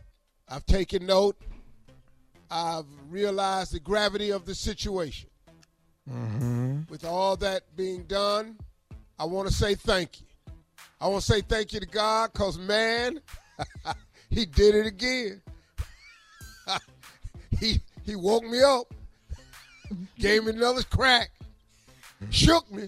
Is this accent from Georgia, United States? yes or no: no; Cleveland, Ohio, United States; I'm from Cleveland.